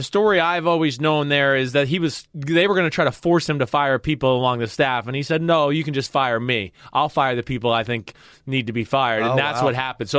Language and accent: English; Kentucky, United States; So I was like, damn, I am from Kentucky, aren't I?